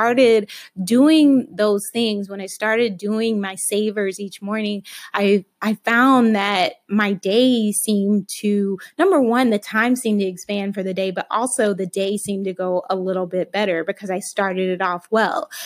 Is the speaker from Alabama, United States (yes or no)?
yes; Alabama, United States; I was raised in Alabama